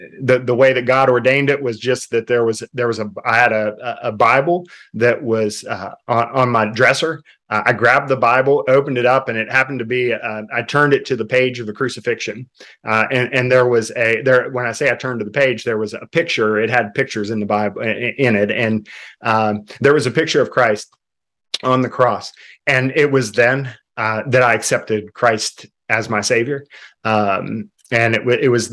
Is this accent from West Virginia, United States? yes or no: yes; Worthington, West Virginia, United States; moved away as an adult; now in Mexico; I grew up in a city called Fairmont, just a small town actually outside of Fairmont called Worthington, a town of about 200 people